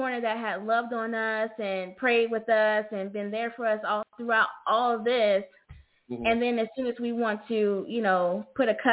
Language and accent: English; Ohio, United States; moved away; I'm originally from Ohio, so we went to my family's home